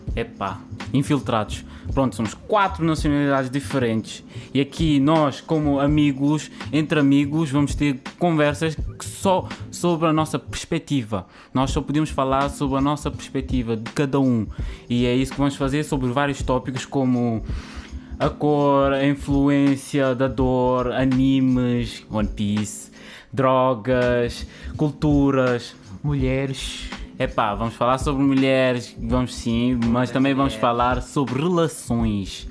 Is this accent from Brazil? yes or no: no; Cape Verde; eu sou cabo-verdiano